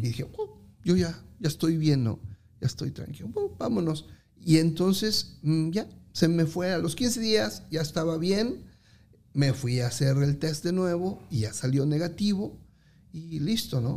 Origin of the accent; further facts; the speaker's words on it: Mexico; moved away as an adult; los que somos mexicanos